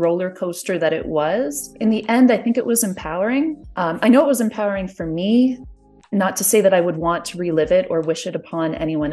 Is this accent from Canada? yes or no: yes; Canada; I'm Canadian